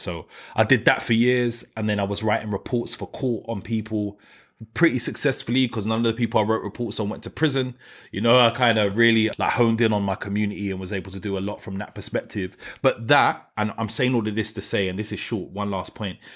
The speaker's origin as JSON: {"language": "English", "region": "London", "country": "United Kingdom", "tie": "born or raised there", "said": "I'm from New Cross"}